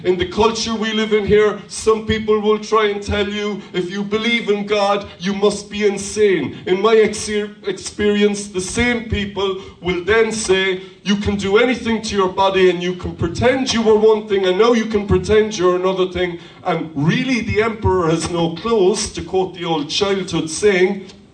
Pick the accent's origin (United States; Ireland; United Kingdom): Ireland; as Irish people